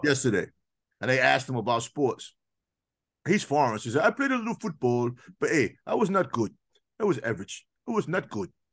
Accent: New York, United States; I grew up in New York

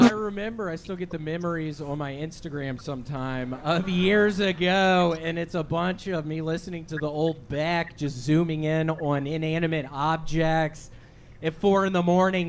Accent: United States; I am from America

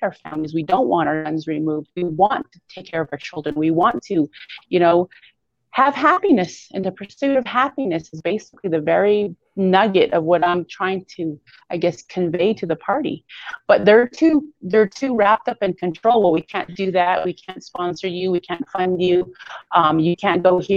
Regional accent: United States; I'm an American

